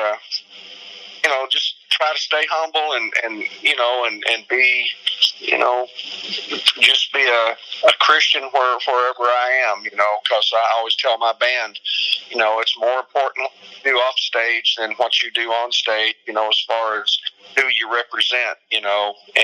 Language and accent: English; Kentucky, United States; my home state of Kentucky